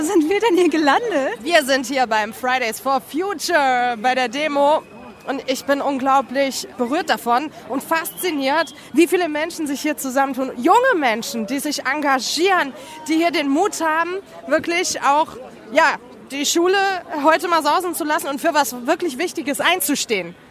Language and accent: German; Mainz, Rhineland-Palatinate, Germany